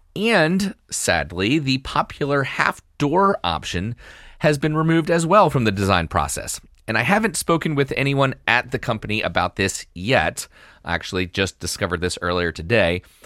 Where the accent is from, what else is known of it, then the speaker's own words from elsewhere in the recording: Virginia, United States; my home state here of Virginia